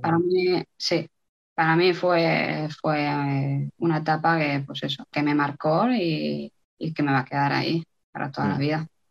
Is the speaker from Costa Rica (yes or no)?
no; Spain; moved away as an adult; also born or lived in Logroño / Burela / Italy; hace muchos años que me fui de España